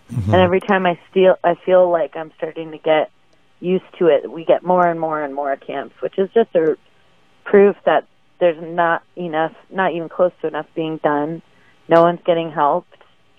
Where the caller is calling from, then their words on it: Oakland, California, United States; I'm coming from Portland, and I'm on MacArthur and 40th in beautiful Oakland, California.